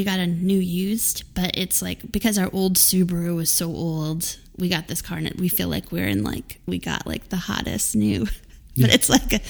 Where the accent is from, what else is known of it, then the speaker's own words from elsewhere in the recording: New Orleans, Louisiana, United States; also born or lived in Wisconsin / Wyoming / Florida; I'm from New Orleans officially, that's where my family is, but my dad worked at AAA and we moved us around a lot, so I've also lived in Wisconsin and Wyoming and Florida, but the main base is New Orleans.